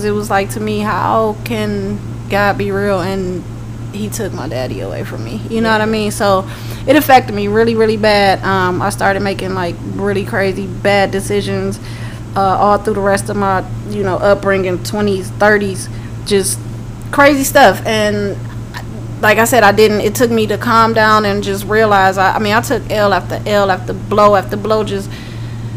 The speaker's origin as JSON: {"language": "English", "town": "Cleveland", "region": "Ohio", "country": "United States", "tie": "born or raised there", "moved": "as an adult", "lives_now": "Atlanta, United States", "said": "born and raised in Cleveland, Ohio. Came out to Atlanta"}